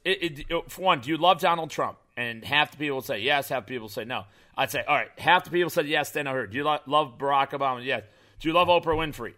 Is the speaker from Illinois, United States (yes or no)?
yes; Chicago, Illinois, United States; moved away; I moved away from Chicago.